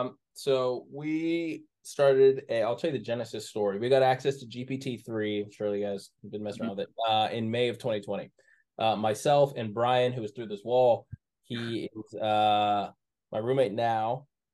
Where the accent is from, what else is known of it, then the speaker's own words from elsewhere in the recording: Northern Virginia, United States; I'm from Northern Virginia, UVA, 2015.